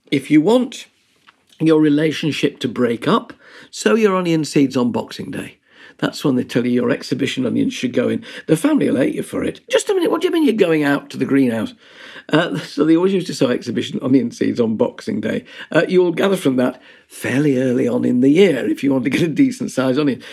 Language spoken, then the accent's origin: English; Yorkshire and the Humber, United Kingdom; being a Yorkshireman